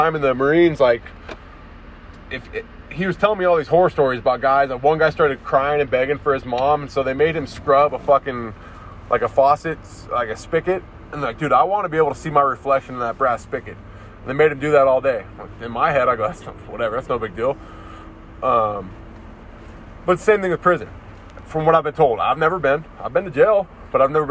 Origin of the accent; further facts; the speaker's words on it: United States; I'm an American